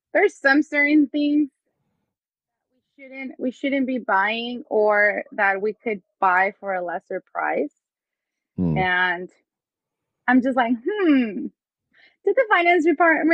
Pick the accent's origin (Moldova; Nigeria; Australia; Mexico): Mexico; moved away as an adult; also born or lived in Hacienda Heights, California; now in California, United States; I can relate to the Hispanic community because I was born in Mexico